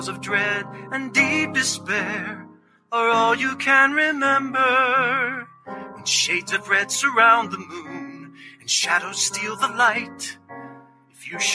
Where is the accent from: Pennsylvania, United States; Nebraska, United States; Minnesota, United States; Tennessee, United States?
Tennessee, United States; I was born and raised in Tennessee